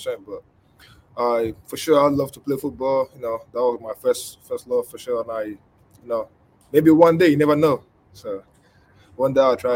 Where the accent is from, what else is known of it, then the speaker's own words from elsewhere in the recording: Nigeria; now in Lexington, United States; I grew up in Nigeria.